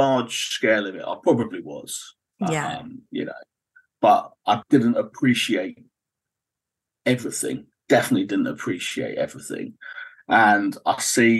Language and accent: English; Cornwall, South West England, United Kingdom; So I grew up in Cornwall.